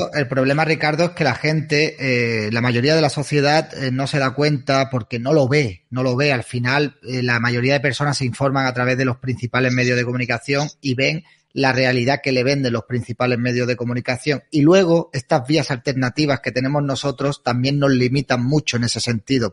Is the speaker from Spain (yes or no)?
yes; Spain; muchos españoles que no valoramos el gran país que tenemos